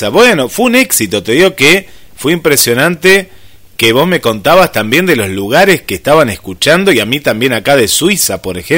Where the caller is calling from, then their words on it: Mérida, Yucatán, Mexico; Somos del Club Amo Mi Locura de México les escuchamos desde Mérida, Yucatán, la península y de Yucatán.